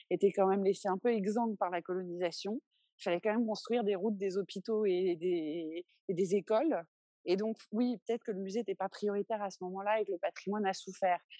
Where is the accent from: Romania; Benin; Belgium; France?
Benin; Au Bénin, on fait ce qu'on veut de notre patrimoine